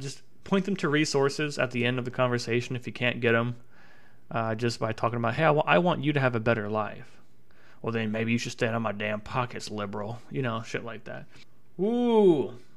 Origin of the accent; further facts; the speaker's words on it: Tennessee, United States; moved away as an adult; now in Savannah, United States; my home state of Tennessee